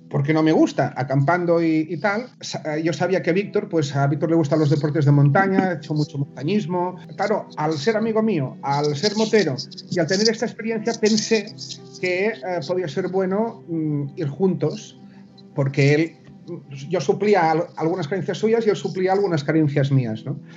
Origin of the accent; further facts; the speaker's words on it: Menorca, Balearic Islands, Spain; aquí en Menorca, yo soy de Menorca también